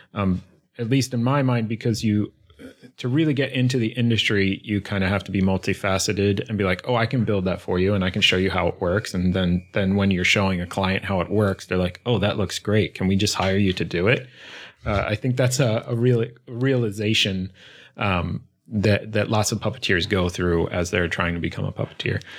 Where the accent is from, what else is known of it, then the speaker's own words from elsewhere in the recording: suburbs north of Philadelphia, Pennsylvania, United States; moved away as an adult; also born or lived in Brooklyn, New York; I grew up right outside Philly in the suburbs north of Philly